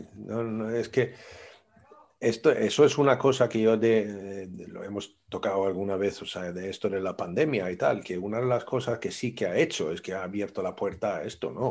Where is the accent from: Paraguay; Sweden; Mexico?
Sweden; yo soy sueco